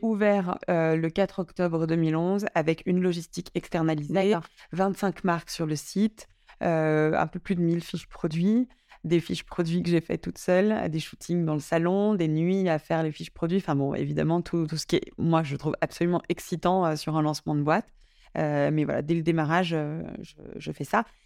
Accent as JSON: {"language": "French", "area": "Drôme", "region": "Auvergne-Rhône-Alpes", "country": "France", "tie": "born or raised there", "also_born_or_lived": "Paris", "moved": "as an adult", "lives_now": "Lyon, France", "said": "j'ai, passé 10 ans à Paris, mais j'ai grandi dans la Drôme."}